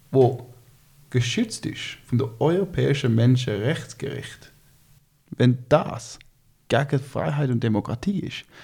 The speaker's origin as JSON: {"language": "German", "country": "China", "tie": "born or raised there", "said": "Ich bin in China aufgewachsen. Mein Vater ist mit der Schweizer Firma Roche, äh, sind wir auf ähm, China ausgewandert. Ich bin ein Kind Globalisierung."}